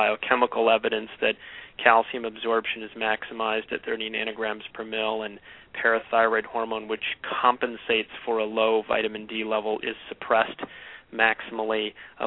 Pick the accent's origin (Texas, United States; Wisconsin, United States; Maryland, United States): Texas, United States; Houston; moved away as an adult; now in Michigan, United States; I was raised in Houston, Texas